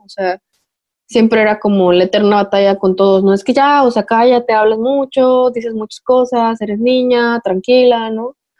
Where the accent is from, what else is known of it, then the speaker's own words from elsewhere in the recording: Puebla, Mexico; yo soy de Puebla